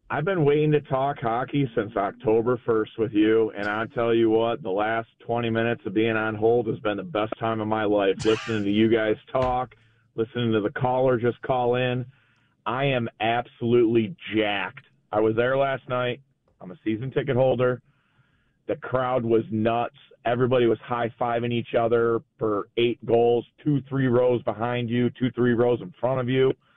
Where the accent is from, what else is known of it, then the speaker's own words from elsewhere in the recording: Detroit, Michigan, United States; moved away as an adult; now in Denver, United States; I'm from Detroit. I live in Denver, uh, for the last, like, five years